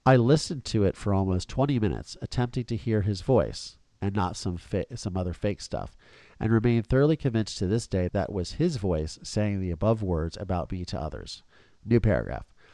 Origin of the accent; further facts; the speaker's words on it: Philadelphia, Pennsylvania, United States; I was born in Philadelphia, guys. Suburban Philadelphia